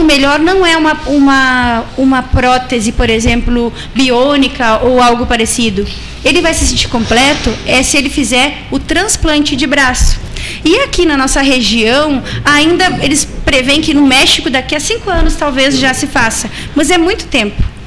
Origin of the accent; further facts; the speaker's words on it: Uruguay; moved away; also born or lived in Ibagué, Colombia / Brazil; eu sou brasileira, mas eu sou nascida no Uruguai e também a minha família no Uruguai